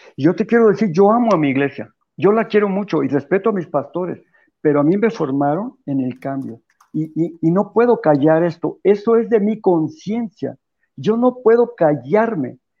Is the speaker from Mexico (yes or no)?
yes; Mexico; los católicos de México